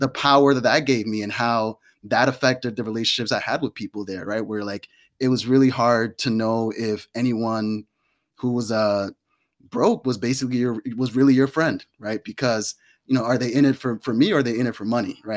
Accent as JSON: {"language": "English", "region": "New York", "country": "United States", "tie": "born or raised there", "said": "growing up in New York on welfare"}